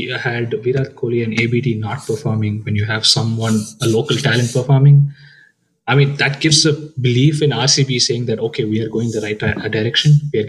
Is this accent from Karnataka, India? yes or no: yes; Bangalore, Karnataka, India; I'm a Bangalore boy. I was born and brought up in Bangalore.